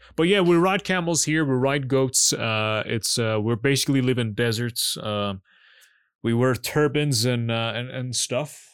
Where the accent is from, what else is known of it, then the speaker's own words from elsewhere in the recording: Iran; I'm Iranian